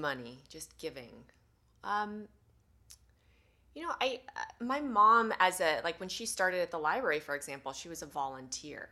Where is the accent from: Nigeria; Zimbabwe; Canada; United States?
United States; Sierra City, California; I grew up in Northern California in the mountains, uh, a small town called Sierra City